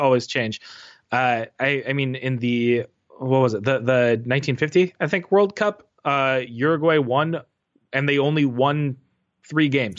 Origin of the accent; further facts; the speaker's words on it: United States; an American soccer fan